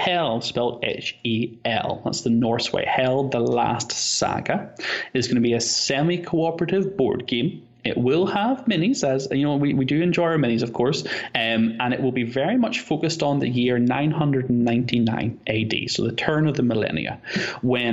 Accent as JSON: {"language": "English", "area": "North Coast", "region": "Northern Ireland", "country": "United Kingdom", "said": "I am from Northern Ireland, which is part of the UK"}